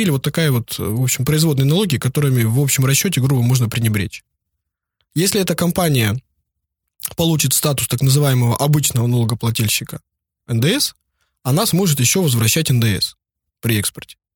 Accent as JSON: {"language": "Russian", "town": "Vladivostok", "region": "Primorsky Krai", "country": "Russia", "tie": "born or raised there", "said": "Ну вот я вырос в Владивостоке, я бы, например, уже давно бы что-нибудь привез леворульное, там, с пробегом по Японии 10 тысяч километров."}